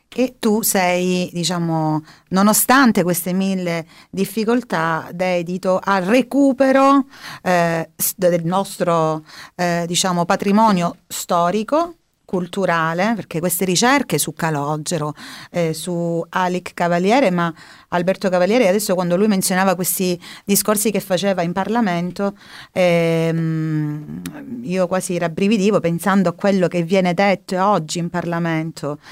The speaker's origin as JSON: {"language": "Italian", "town": "Polistena", "region": "Calabria", "country": "Italy", "said": "io sono, per esempio, di Polistena"}